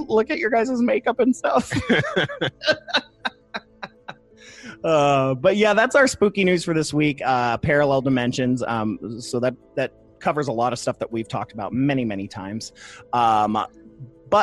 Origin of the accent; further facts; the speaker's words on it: Toledo, Ohio, United States; moved away; went up to my hometown of Toledo